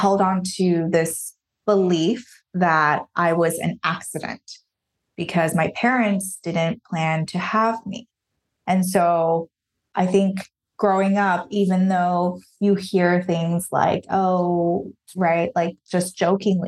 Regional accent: Taiwan; moved away as an adult; now in United States; I grew up in Taiwan.

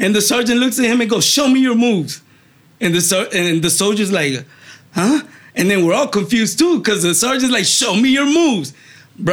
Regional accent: Miami, Florida, United States; moved away as an adult; now in Fort Myers, United States; I grew up in Miami

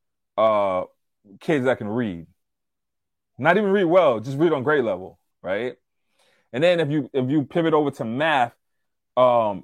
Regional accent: Louisiana, United States; moved away; also born or lived in Long Island, New York; I'm from Louisiana

